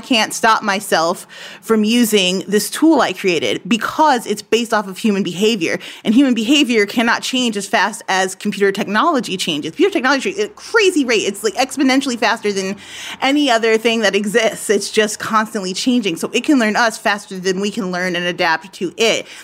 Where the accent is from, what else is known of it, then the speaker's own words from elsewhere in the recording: United States; being an American